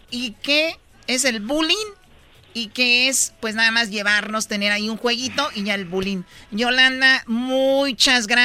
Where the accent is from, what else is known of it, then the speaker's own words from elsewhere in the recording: Jalisco, Mexico; yo soy de México, soy de Jalisco